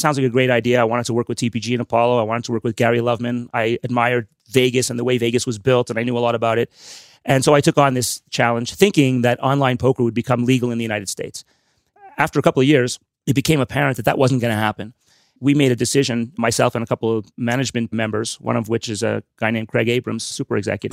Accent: Montreal, Quebec, Canada; I'm from Montreal. I, obviously, I speak French as well as I speak English.

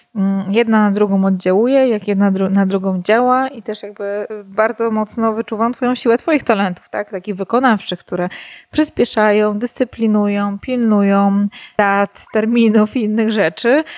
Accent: Warsaw, Masovian Voivodeship, Poland; moved away as an adult; now in Ełk, Poland; Urodziłam się oryginalnie w Warszawie. Od ośmiu mniej więcej lat mieszkam na Mazurach w Ełku

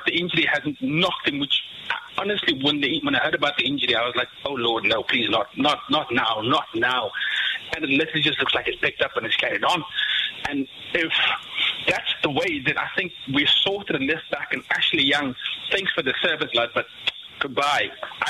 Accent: Cape Town, Western Cape, South Africa; I'm from South Africa, from Cape Town, South Africa.

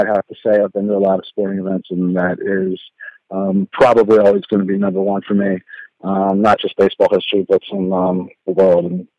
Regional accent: Baltimore, Maryland, United States; I grew up in Baltimore.

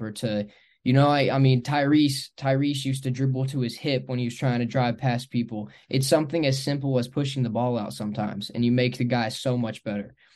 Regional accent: Grant County, Northern Kentucky, United States; moved away as an adult; also born or lived in Georgetown, Kentucky / Lexington, Kentucky; now in Cookeville, United States; I grew up in Northern Kentucky in Grant County.

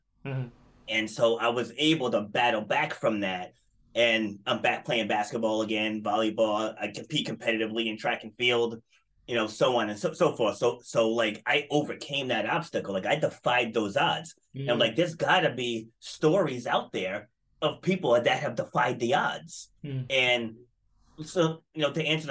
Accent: Rhode Island, United States; I'm from Rhode Island in the States. And it's a very small state. Mm-hmm. And it's like almost like everybody knows everybody here.

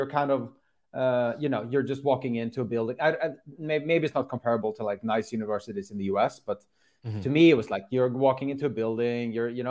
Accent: Sweden; moved away as an adult; also born or lived in Netherlands; I was living with my friends at home in Sweden

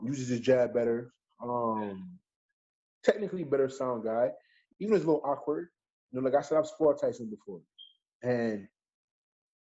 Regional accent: New York City, New York, United States; I'm from Bed-Stuy, Brooklyn

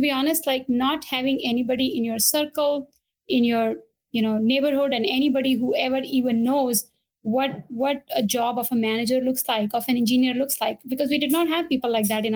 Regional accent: India; moved away; I was born and brought up in India

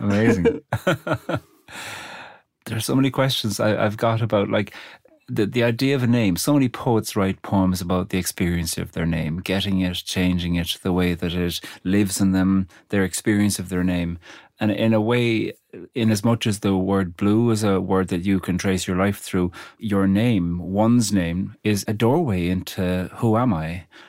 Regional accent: Ireland; I'm Irish

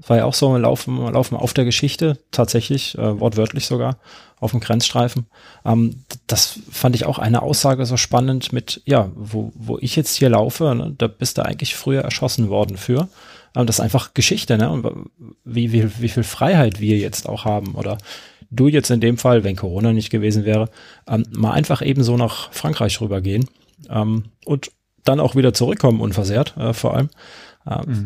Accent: Karlsruhe, Baden-Württemberg, Germany; moved away; ich bin ja gebürtiger Karlsruher

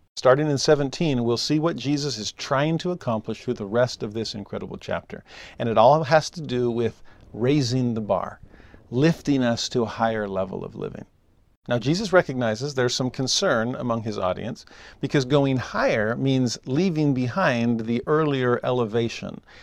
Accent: Southern California, United States; also born or lived in the South; now in Utah, United States; I'm a Southern Californian.

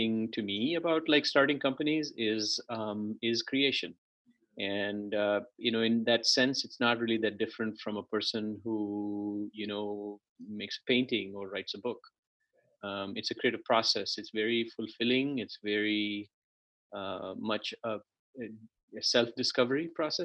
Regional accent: India; moved away as an adult; also born or lived in Chennai; now in United States; I grew up in India. I was born in a city that's now called Chennai. And I grew up, you know, a few different cities.

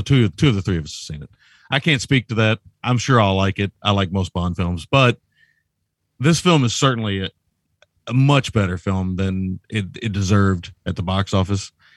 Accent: Shively, Kentucky, United States; I grew up in Shively and would drive to Saint Matthews to rent Laserdisc

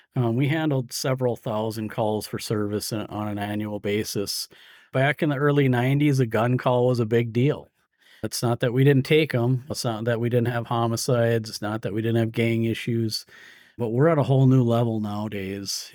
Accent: Iron Range, Minnesota, United States; also born or lived in St. Cloud, Minnesota; I grew up on the Iron Range in Minnesota

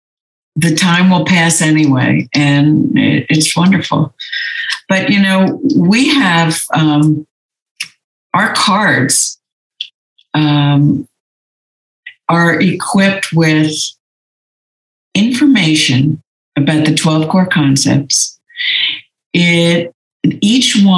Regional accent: New Jersey, United States; moved away as an adult; also born or lived in Los Angeles, California / New York; now in Santa Monica, United States; I grew up in New Jersey.

